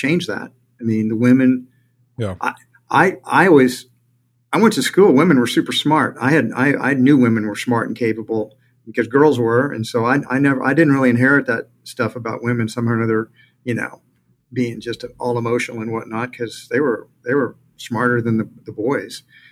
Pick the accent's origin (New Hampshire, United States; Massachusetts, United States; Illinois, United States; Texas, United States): Texas, United States; Houston; I grew up in Houston